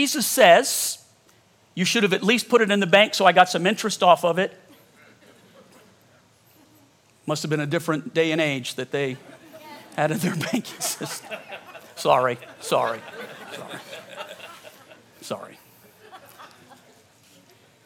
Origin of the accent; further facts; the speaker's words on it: Louisiana, United States; now in Colorado, United States; I'm from Louisiana